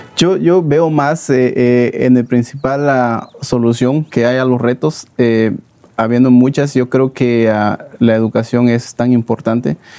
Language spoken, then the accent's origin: Spanish; Guatemala; moved away; los guatemaltecos somos emprendedores los guatemaltecos somos luchadores